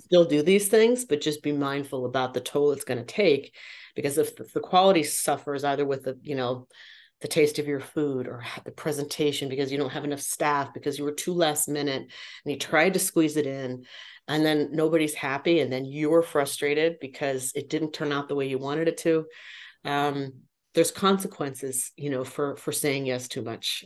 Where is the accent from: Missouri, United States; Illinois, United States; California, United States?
California, United States; San Jose; now in Las Vegas, United States; I was born and raised in San Jose, California, now living in Las Vegas, Nevada